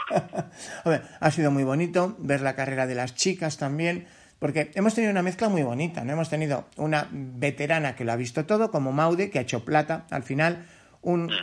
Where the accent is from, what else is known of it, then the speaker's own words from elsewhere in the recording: Navarre, Spain; siendo navarro